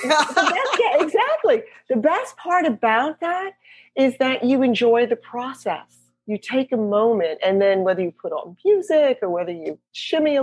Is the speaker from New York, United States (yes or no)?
yes; New York, United States; now in Charleston, United States; I'm originally from New York, so we moved here quite a while ago